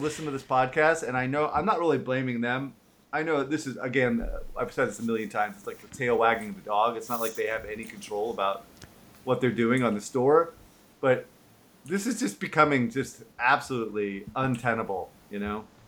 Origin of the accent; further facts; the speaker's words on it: San Francisco, California, United States; I am born and raised in San Francisco